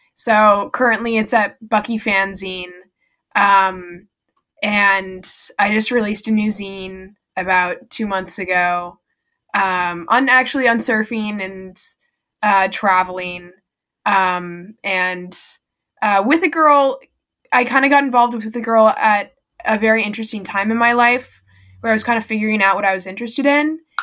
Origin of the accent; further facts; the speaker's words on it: El Cerrito, California, United States; I live in the same house that I was born um near and um I live in El Cerrito, California